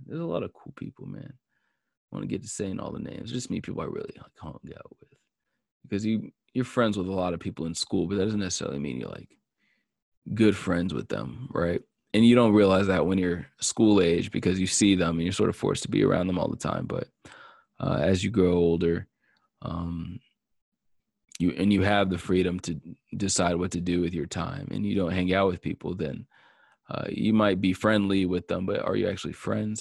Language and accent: English; Marietta, Georgia, United States; I grew up in Marietta in the woods